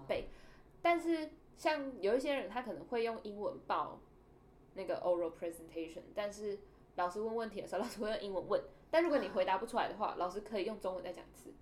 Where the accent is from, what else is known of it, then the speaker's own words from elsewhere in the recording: Taiwan; 我就是台湾人啊